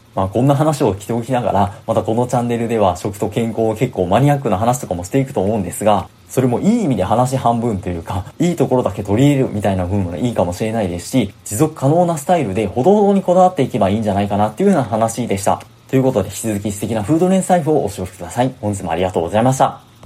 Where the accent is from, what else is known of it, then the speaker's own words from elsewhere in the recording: Osaka, Japan; 僕大阪出身